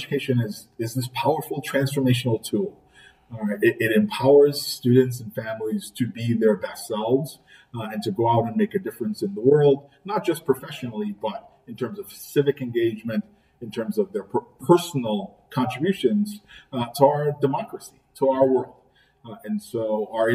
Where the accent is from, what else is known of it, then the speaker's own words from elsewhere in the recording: Trinidad & Tobago; moved away as an adult; now in Buffalo, United States; I'm an immigrant. I grew up in Trinidad and Tobago.